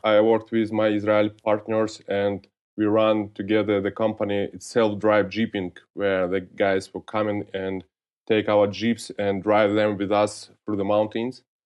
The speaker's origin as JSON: {"language": "English", "town": "Georgiyevsk", "region": "Stavropol Krai", "country": "Russia", "tie": "born or raised there", "second_language": "English", "said": "I was born in, in North Caucasus in different city, Georgijsk"}